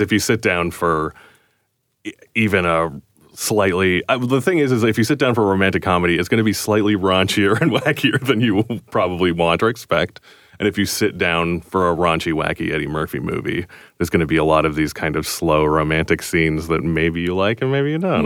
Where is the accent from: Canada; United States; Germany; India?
Canada; we're Canadian